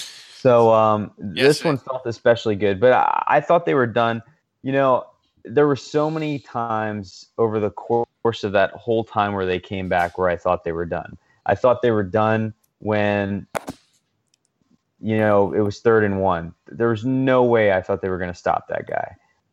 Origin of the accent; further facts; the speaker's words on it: Paris, Île-de-France, France; I grew up in Paris, an American kid in Paris, and I went to an American school